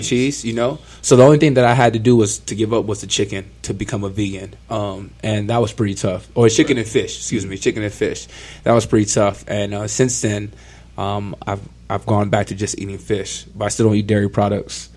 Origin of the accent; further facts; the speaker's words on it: Ontario, California, United States; I'm from Southern California, uh, Ontario to be exact